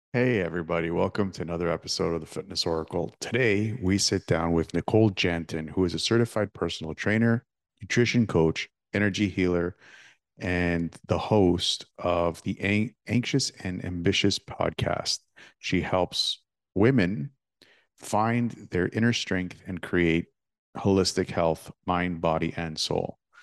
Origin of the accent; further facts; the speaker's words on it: Toronto, Ontario, Canada; my hometown, well, near my hometown of Toronto